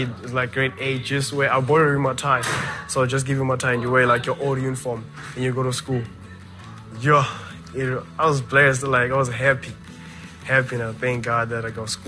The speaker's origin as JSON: {"language": "English", "town": "Nelspruit", "region": "Mpumalanga", "country": "South Africa", "tie": "born or raised there", "said": "I was born in Nelspruit, 2004, 26th of January. I grew up with my father"}